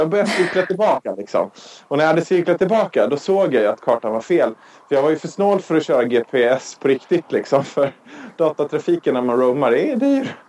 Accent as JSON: {"language": "Swedish", "country": "Sweden", "said": "vi svenskar"}